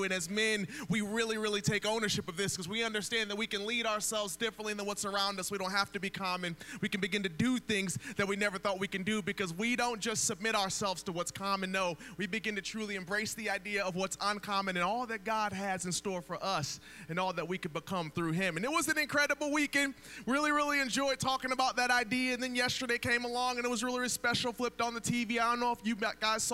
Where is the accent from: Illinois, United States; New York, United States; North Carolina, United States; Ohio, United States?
Ohio, United States; Akron; now in Atlanta, United States; I was born and raised in Akron, Ohio